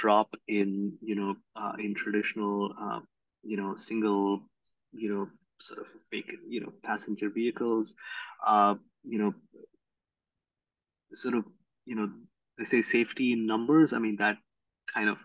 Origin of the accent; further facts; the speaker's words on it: India; moved away; I grew up in India